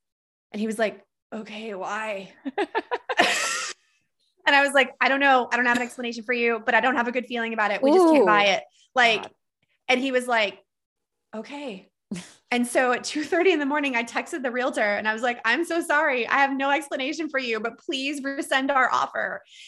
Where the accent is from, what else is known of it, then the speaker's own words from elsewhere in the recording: Texas, United States; accent: Texas; I totally lost my Texas accent. I used to have this like cute Southern drawl, and now I sound like a Minnesota hockey man.